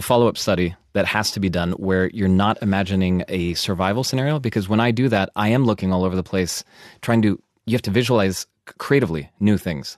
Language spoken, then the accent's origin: English; United States; moved away as an adult; now in Germany; I'm American